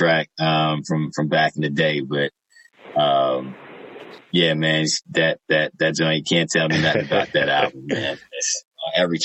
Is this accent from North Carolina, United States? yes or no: yes; Charlotte, North Carolina, United States; also born or lived in Baltimore; I'm originally from Charlotte, North Carolina